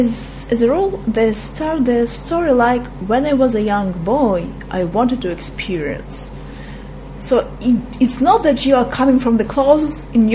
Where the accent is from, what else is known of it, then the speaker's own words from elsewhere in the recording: Russia; English is a second language; You see, as I'm from Russia, and I was born in a time that once we were talking about sexual preferences